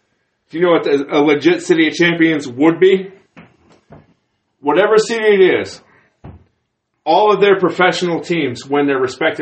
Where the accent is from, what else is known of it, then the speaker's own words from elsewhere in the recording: Texas, United States; moved away; growing up in Texas